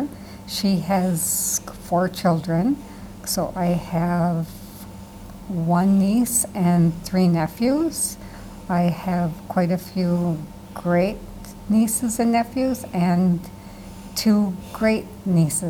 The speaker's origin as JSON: {"language": "English", "town": "Appleton", "region": "Wisconsin", "country": "United States", "tie": "born or raised there", "said": "I'm from Appleton, Wisconsin. I've lived in Wisconsin my whole life"}